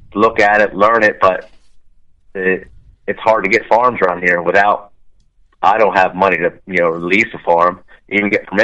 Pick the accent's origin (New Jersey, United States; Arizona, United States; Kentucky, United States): New Jersey, United States; I grew up in South Jersey, grew up, you know, hunting the marshes and the swamps, you know, salt marshes and deep, nasty mosquito swamps.